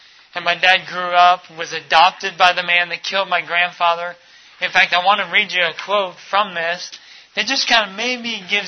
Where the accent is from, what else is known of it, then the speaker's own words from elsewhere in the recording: Minnesota, United States; born there; also born or lived in Texas / Ecuador / Mali / Florida; Growing up, I was born in Minnesota, in the frigid north. We moved to Texas, spent some time in Ecuador from time to time. We moved over to Mali, West Africa for a year, and then moved back to the U.S. and down into Florida.